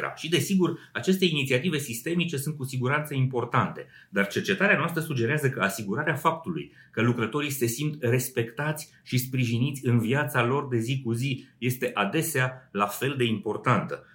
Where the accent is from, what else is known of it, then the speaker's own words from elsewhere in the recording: Romania; la noi în țară